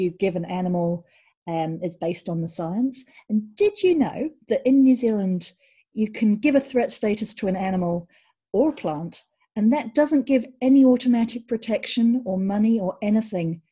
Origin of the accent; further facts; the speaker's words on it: Belgium; I grew up in Belgium